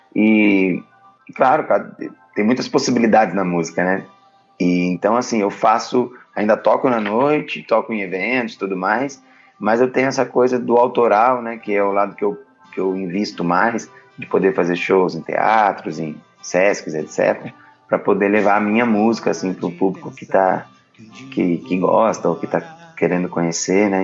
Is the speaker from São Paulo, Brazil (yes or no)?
yes; Taubaté, São Paulo, Brazil; eu sou do interior de São Paulo, Taubaté